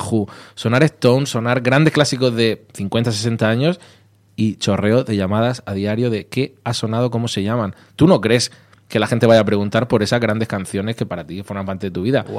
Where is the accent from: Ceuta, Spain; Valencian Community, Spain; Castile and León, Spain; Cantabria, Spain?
Valencian Community, Spain; Vega Baja; now in Madrid, Spain; muy orgulloso de ser de donde soy, aunque ya casi llevo más años en Madrid, pero la Vega Baja siempre en el corazón